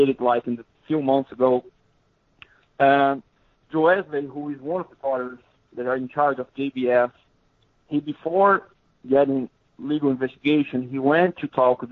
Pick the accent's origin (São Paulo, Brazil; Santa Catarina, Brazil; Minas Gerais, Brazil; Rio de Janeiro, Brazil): São Paulo, Brazil; countryside of São Paulo State, Brazil; English is a second language; moved away as an adult; also born or lived in Ribeirão Preto, Brazil; now in Missouri, United States; I'm from the countryside of Sao Paulo State. I live in the city Ribeirão Preto